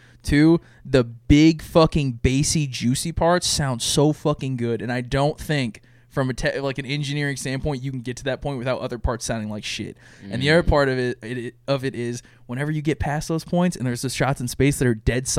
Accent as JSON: {"language": "English", "region": "California", "country": "United States", "tie": "born or raised there", "moved": "yes", "lives_now": "Texas, United States", "said": "I was born in California"}